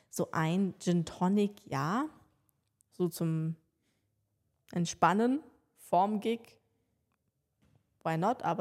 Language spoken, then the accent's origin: German; Ravensburg, Baden-Württemberg, Germany; die äh, Spiegelfirma aus Ravensburg, meiner Heimatstadt